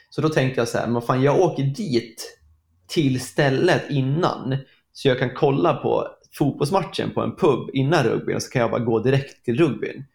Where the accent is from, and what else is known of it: Sweden